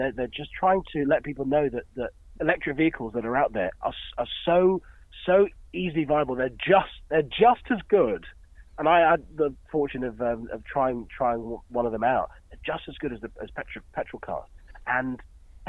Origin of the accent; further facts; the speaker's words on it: Dorset, South West England, United Kingdom; I grew up in Dorset